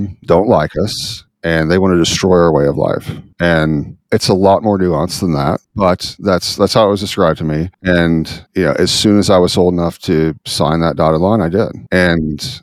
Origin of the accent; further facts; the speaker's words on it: Midwest, United States; growing up in the Midwest, very patriotic area